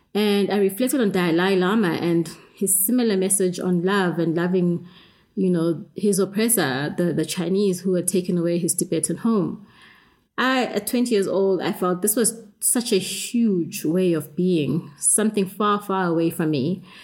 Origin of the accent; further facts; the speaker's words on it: South Africa; I grew up in South Africa with uh, apartheid